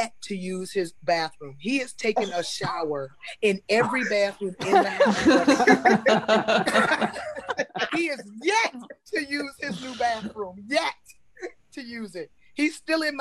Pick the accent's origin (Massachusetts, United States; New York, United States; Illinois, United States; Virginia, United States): Virginia, United States; Newport News; moved away as an adult; now in Atlanta, United States; I'm originally from Virginia. Newport News. But I moved to Atlanta almost 6 years ago.